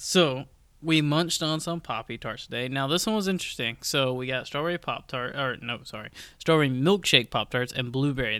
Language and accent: English; Georgia, United States; moved away as an adult; now in Raleigh, United States; obviously I'm from Georgia